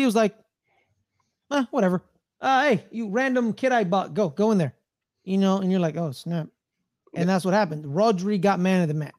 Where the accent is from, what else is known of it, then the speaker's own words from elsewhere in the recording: United States; I'm just an American.